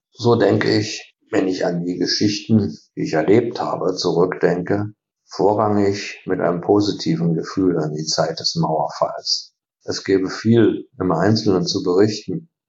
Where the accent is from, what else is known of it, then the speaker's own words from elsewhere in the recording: northern Hesse, Germany; now in Berlin, Germany; Aufgewachsen bin ich allerdings im Norden Hessens in einem kleinen Ort, der auf drei Seiten von der DDR umgeben war.